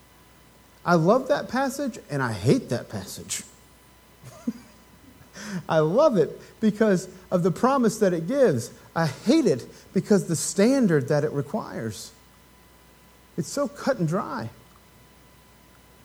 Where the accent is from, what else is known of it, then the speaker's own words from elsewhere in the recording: Appalachia, United States; as an Appalachian American